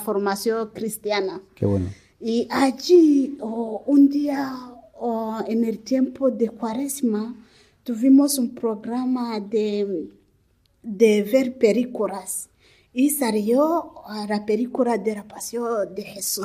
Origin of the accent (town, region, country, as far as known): Rwanda; born or raised there; Spanish is a second language; moved away as an adult; also born or lived in Democratic Republic of the Congo; now in Spain